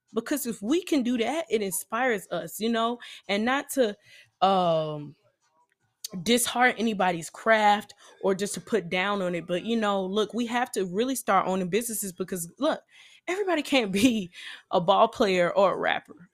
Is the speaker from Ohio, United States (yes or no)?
no; Nashville, Tennessee, United States; I'm from Nashville, Tennessee